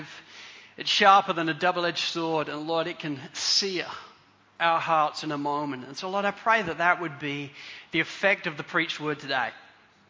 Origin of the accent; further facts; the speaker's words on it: Spalding, East Midlands, United Kingdom; I grew up in Spalding, in Lincolnshire, in England.